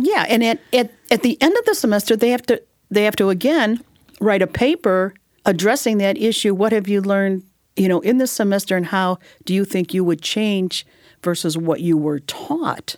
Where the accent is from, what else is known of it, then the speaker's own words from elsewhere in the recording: Illinois, United States; I'm from Illinois